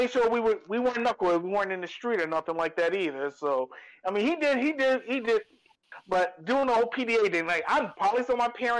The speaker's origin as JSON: {"language": "English", "town": "New York City", "region": "New York", "country": "United States", "tie": "born or raised there", "also_born_or_lived": "Bronx", "said": "I grew up in Harlem in the late 80s."}